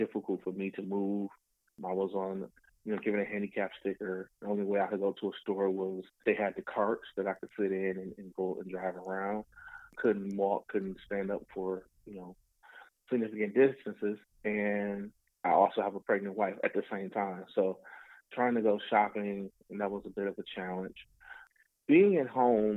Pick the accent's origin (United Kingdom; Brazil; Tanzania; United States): United States; Detroit, Michigan; I'm from Detroit, native Detroiter